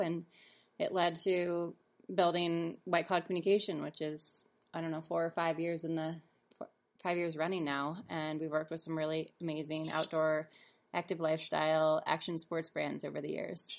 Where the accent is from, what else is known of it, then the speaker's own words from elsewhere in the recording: Seattle, Washington, United States; also born or lived in San Francisco / Denver; now in Sun Valley, United States; I'm from Seattle area